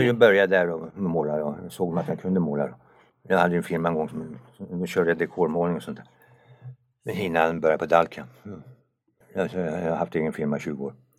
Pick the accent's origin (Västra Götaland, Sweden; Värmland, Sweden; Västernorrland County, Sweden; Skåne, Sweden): Västernorrland County, Sweden; Kramfors; moved away as an adult; also born or lived in Tumba; now in Sundbyberg, Sweden; Sen flyttade han upp till Norrland, där bodde jag i 16 år